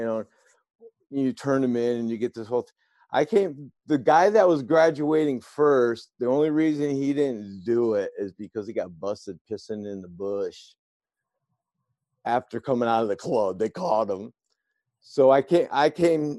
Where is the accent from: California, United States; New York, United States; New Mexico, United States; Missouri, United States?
New York, United States; moved away; my hometown is really small back in New York. It's like 3,000 people.